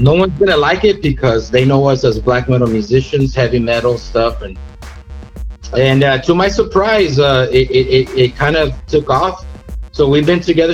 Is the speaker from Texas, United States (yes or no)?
yes; Weslaco, Texas, United States; we're from a little town called West Loco